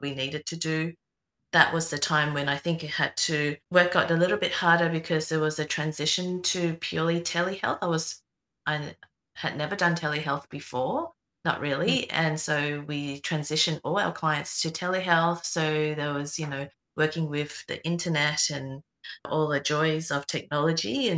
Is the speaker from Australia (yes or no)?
yes; Melbourne, Victoria, Australia; I'm from Melbourne